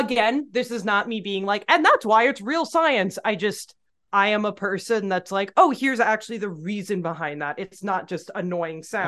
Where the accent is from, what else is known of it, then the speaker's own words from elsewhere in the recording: Midwest, United States; as a Midwesterner